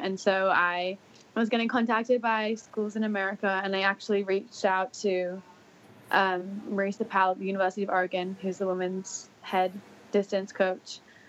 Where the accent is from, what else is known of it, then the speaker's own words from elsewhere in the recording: Singapore; also born or lived in Auckland, New Zealand; So I was born in Auckland, and then my family moved to Singapore when I was pretty young. So I did most of my primary schooling in Singapore